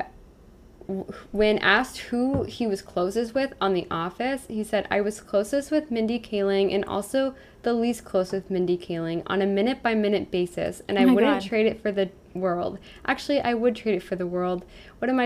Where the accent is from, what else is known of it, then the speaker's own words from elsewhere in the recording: Massachusetts, United States; We're also from Massachusetts